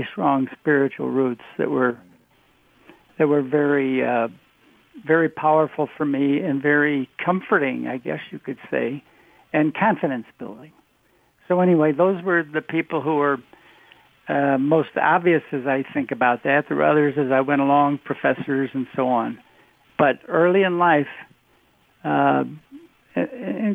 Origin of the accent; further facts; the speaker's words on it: Oak Park, Illinois, United States; I grew up in Oak Park, Illinois